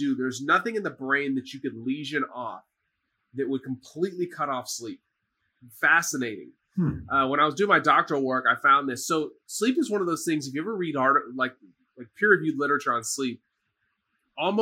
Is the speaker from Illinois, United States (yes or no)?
no; Dallas, Texas, United States; now in Houston, United States; I'm from Dallas